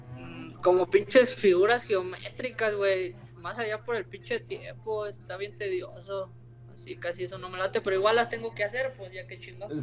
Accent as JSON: {"language": "Spanish", "town": "Salamanca", "region": "Guanajuato", "country": "Mexico", "moved": "yes", "said": "De donde vengo, la neta, estoy orgulloso de donde vengo, de Salamanca"}